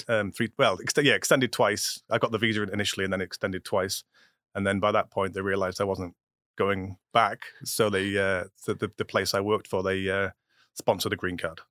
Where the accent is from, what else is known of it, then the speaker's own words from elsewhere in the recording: England, United Kingdom; now in United States; I'm still English